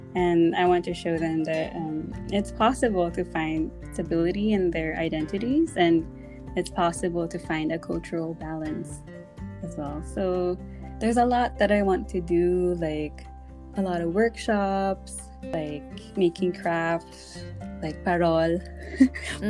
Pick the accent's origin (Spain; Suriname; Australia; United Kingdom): Australia; moved away as an adult; also born or lived in Philippines; now in Japan; growing up in Australia as a Filipino